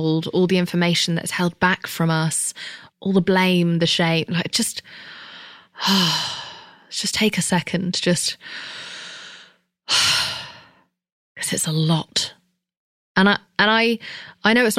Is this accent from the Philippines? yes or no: no; England, United Kingdom; I'm English